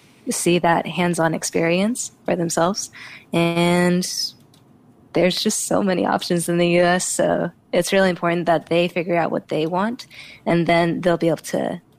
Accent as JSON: {"language": "English", "country": "Singapore", "also_born_or_lived": "United States", "said": "So I am Singaporean, but I also grew up in the U.S. for quite a long time."}